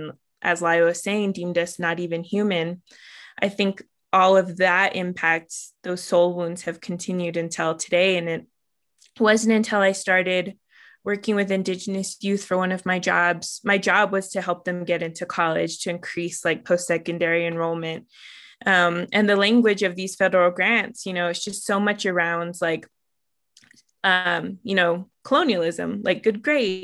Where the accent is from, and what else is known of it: Southern Ute Reservation, Colorado, United States; born or raised there